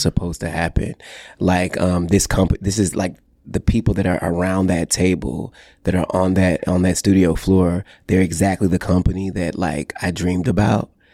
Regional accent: Texas, United States; growing up in the Bible Belt in the Deep South in Texas in a small town

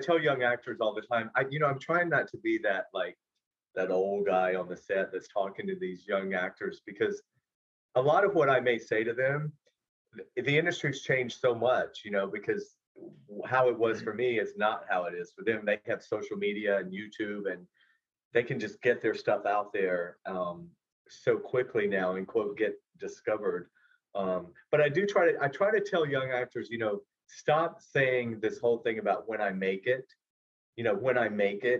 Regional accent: Georgia, United States; moved away as an adult; now in Los Angeles, United States; I was 23 from Georgia

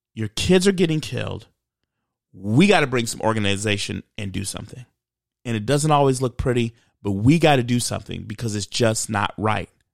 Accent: United States; I'm Black American.

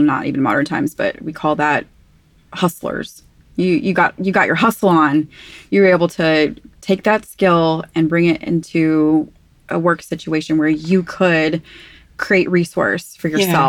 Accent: United States; And I remember, like, being raised as an American, seeing, you know, you can speak to this, being visiting the village

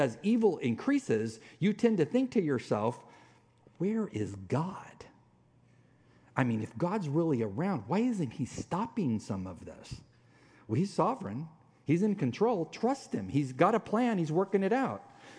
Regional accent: Mexican border, United States; Now, I grew up on the Mexican border, tons of Hispanic friends, authentic Mexican food.

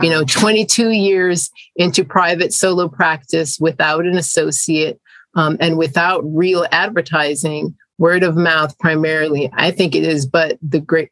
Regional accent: South Florida, United States; also born or lived in Jamaica; I'm an immigrant from Jamaica, which is a Caribbean island, um, English speaking, and my family migrated to the US when I was a child. And I grew up in South Florida

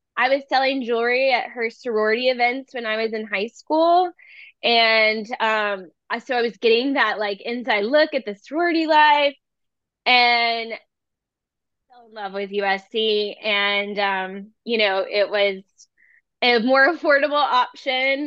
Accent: Charleston, South Carolina, United States; growing up in Charleston

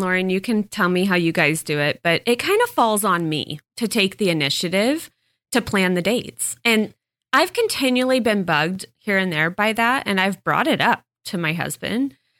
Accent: Texas, United States; moved away; I grew up on it in Texas

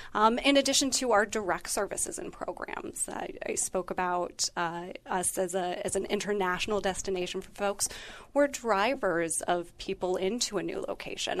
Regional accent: Northeast Ohio, United States; moved away; I'm originally from Northeast Ohio

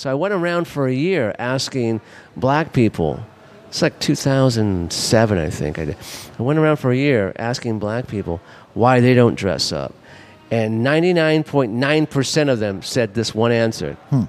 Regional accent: Los Angeles, California, United States; I grew up in Mar Vista.

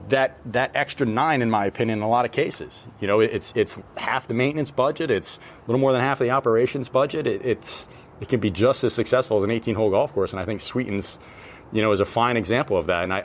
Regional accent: New England, United States; And I'm from New England. I've played, you know, I've played proper Donald Ross golf courses.

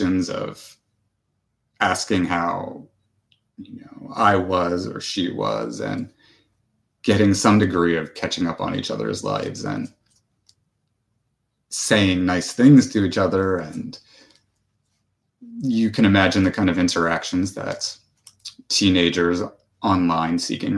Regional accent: New Jersey, United States; I grew up in New Jersey

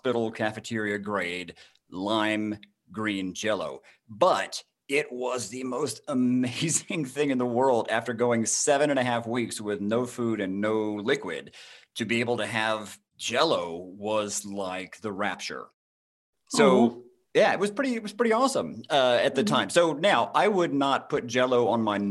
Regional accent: Jasper, Georgia, United States; I grew up in North Georgia in a little town called Jasper

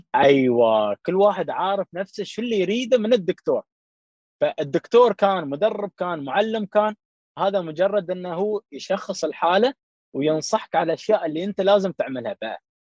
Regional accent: Dubai, United Arab Emirates; في البلاد عندنا في دبي

